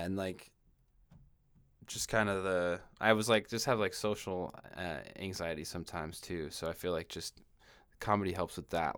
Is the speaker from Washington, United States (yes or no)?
yes; Washington, United States; moved away as an adult; now in California, United States; I moved from Washington State to California, and, like, Washington State, where I was from